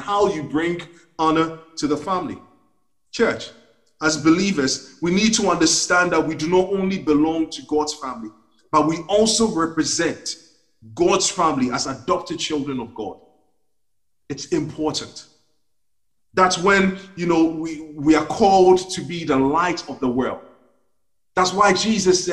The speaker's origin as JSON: {"language": "English", "country": "Ghana", "tie": "born or raised there", "moved": "yes", "lives_now": "United Kingdom", "said": "when I was growing up in Ghana"}